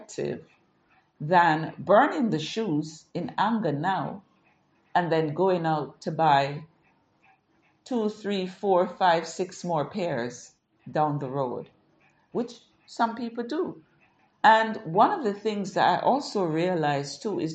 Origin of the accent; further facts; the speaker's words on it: Jamaica; growing up in Jamaica